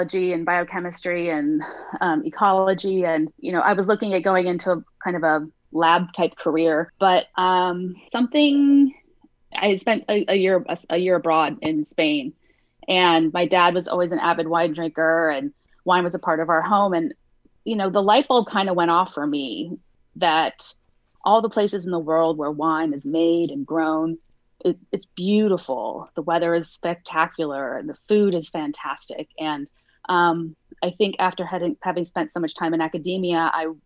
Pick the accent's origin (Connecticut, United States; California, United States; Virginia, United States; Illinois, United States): California, United States; Santa Monica; also born or lived in San Diego; I grew up in Santa Monica. So I grew up in a beach town